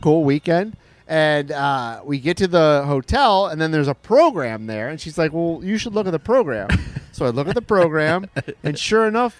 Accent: Michigan, United States; moved away; I'm from Michigan.

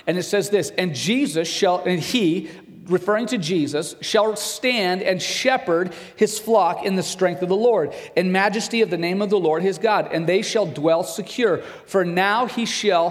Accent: Broken Bow, Nebraska, United States; I grew up in Broken Bow. I went to high school in Broken Bow

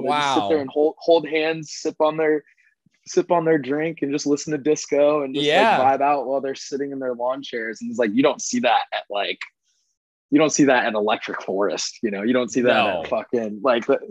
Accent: Plano, Texas, United States; moved away as an adult; also born or lived in Connecticut / Arizona; grew up in Plano.

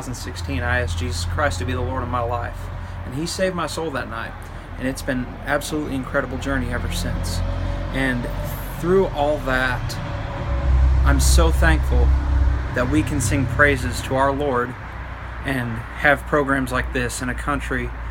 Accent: Southern Michigan, United States; I was raised in Southern Michigan in a small Baptist church

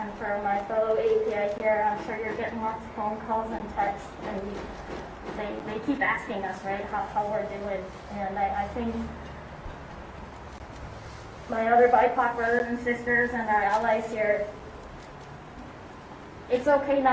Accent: Madison, Wisconsin, United States; born and raised in Madison, Wisconsin. I am a very proud Wisconsinite

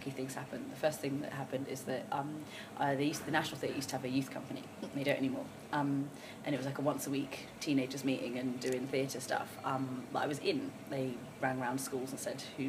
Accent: London, United Kingdom; also born or lived in Brighton; I grew up in London

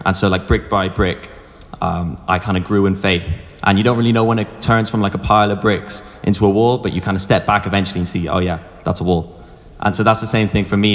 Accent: Wicklow, Leinster, Ireland; I'm from Wicklow

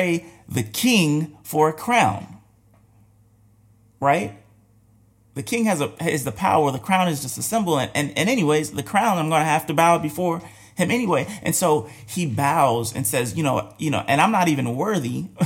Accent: United States; we're American

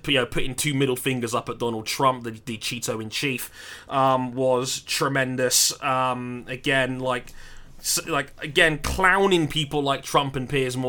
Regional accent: United Kingdom

